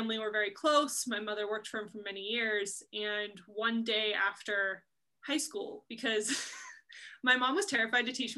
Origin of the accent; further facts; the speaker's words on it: Forestville, California, United States; I was born and raised in Forestville, which of course is right in the heart of the Russian River Valley